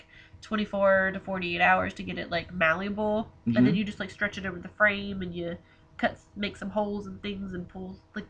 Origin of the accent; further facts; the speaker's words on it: High Point, North Carolina, United States; now in Greensboro, United States; I'm from High Point too.